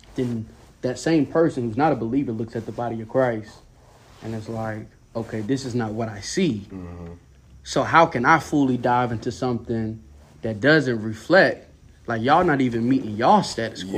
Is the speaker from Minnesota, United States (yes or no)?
no; Durham, North Carolina, United States; born in Durham, North Carolina.